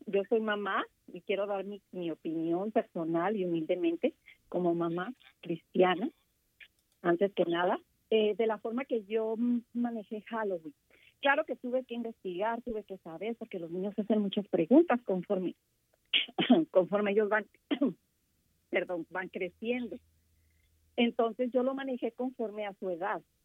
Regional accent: Mexico; Yo como mexicana

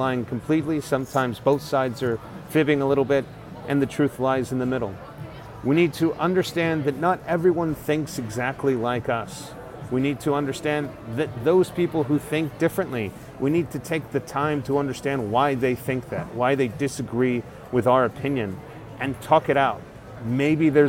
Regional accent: Texas, United States; moved away; I'm a Texan abroad.

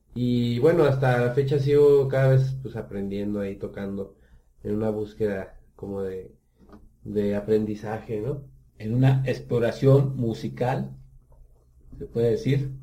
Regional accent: Guanajuato, Mexico; moved away as an adult; now in Aguascalientes, Mexico; yo soy de Guanajuato, me vine a estudiar a la universidad aquí a Aguascalientes

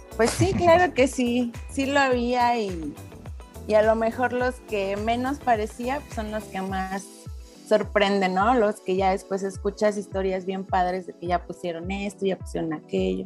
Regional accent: Celaya, Guanajuato, Mexico; moved away as an adult; now in Querétaro, Mexico; crecí en Celaya normal con mi familia

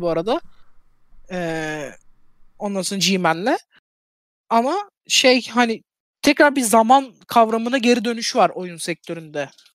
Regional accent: Turkey; Ben Türk'üm

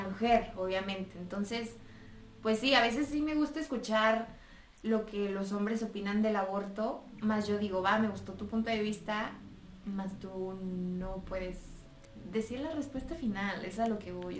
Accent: Mexico; mis amigos de toda la vida de aquí de México

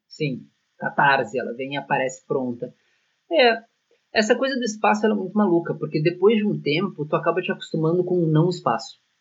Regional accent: Porto Alegre, Rio Grande do Sul, Brazil; moved away as an adult; now in Milan, Italy; Porto Alegre, que é a nossa cidade natal

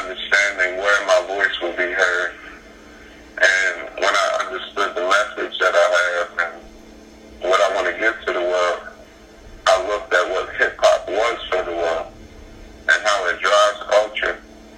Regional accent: Dover, Delaware, United States; I'm from Dover, Delaware

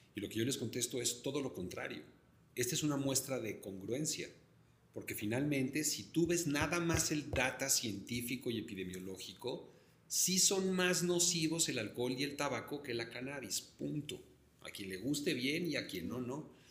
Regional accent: Mexico City, Mexico; yo como chilango también, me siento muy orgulloso de vivir en esta ciudad

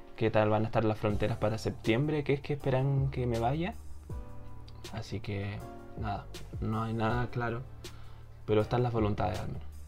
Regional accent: Chile; yo creo que soy más de Corea que de Chile

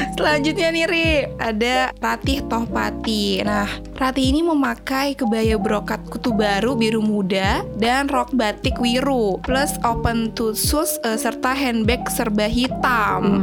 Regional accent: Indonesia; gue kan berasal dari Jawa

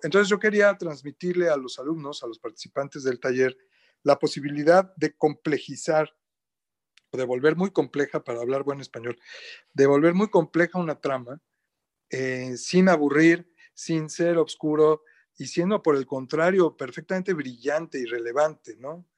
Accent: Mexico City, Mexico; yo soy chilango, como bien dijiste, o sea, de la Ciudad de México

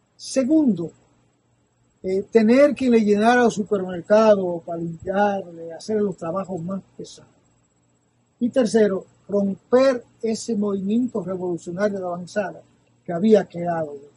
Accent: Tamboril, Santiago, Dominican Republic; moved away; cuando yo pequeño en el río de mi pueblo

